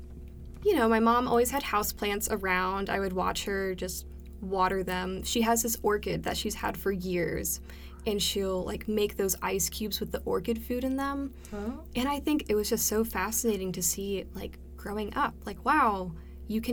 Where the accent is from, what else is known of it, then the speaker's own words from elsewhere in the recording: Maryland, United States; now in Cleveland, Tennessee, United States; I was born in Maryland, and I lived in the same house for my whole life